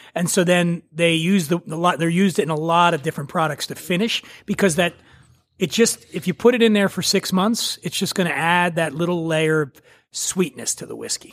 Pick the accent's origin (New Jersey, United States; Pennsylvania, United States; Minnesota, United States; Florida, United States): Pennsylvania, United States; Philadelphia; I grew up in Philly